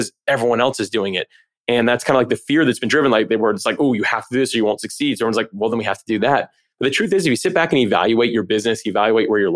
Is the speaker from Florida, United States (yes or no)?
yes; Florida, United States; I grew up in Florida. The whole thing's a swamp.